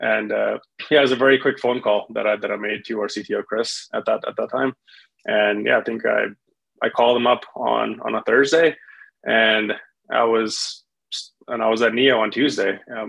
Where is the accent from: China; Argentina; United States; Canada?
Canada; Winnipeg, Manitoba; that was out of Winnipeg. That was my previous home. That was my hometown in Canada.